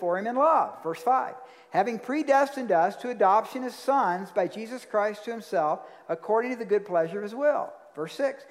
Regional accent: Georgia, United States; I'm from Georgia

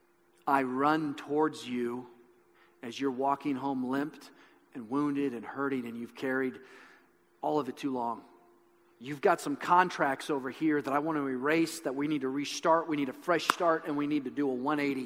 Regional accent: Midwest, United States; I grew up in the Midwest

